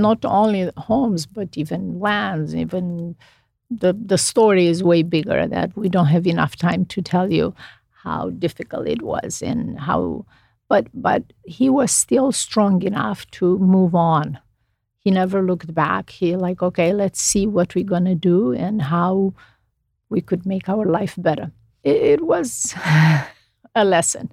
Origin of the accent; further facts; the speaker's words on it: Romania; English is a second language; moved away as an adult; now in United States; I grew up in Romania.